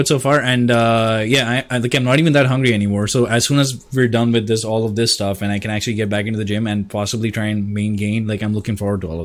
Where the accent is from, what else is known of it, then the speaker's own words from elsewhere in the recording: India; I'm Indian, so we don't waste food